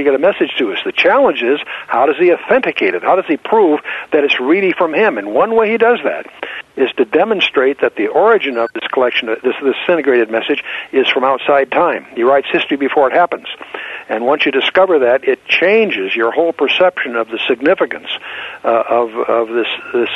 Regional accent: Southern California, United States; moved away; also born or lived in Annapolis, Maryland; I was raised in Southern California with foreign-born parents from Germany

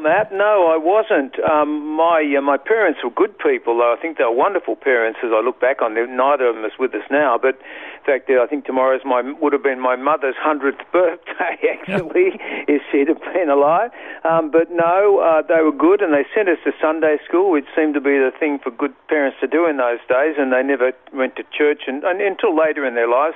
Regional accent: Sydney, New South Wales, Australia; moved away as an adult; now in Queensland, Australia; I was born in Sydney

